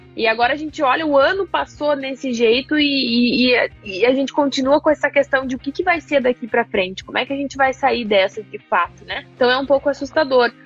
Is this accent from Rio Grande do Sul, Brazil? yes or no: yes; Cruz Alta, Rio Grande do Sul, Brazil; moved away as an adult; also born or lived in Porto Alegre; now in São Paulo, Brazil; eu sou de Cruz Alta, região noroeste do Rio hum. Grande do Sul também